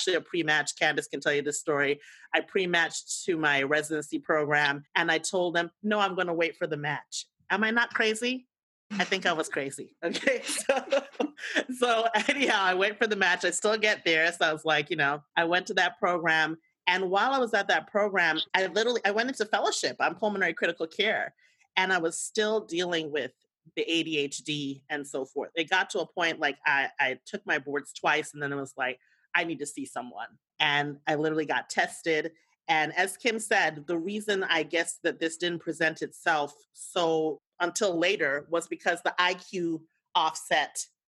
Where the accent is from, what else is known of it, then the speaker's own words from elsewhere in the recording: U.S. Virgin Islands; now in United States; My story is a mountain. I'm originally from the Virgin Islands. And those who are not U.S. born understand the code switch.